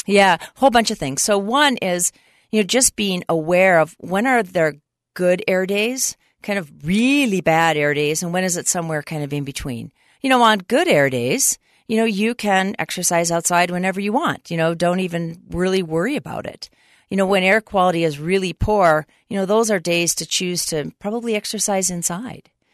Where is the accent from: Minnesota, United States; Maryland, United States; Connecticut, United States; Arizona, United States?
Minnesota, United States; moved away as an adult; now in Utah, United States; I grew up in Minnesota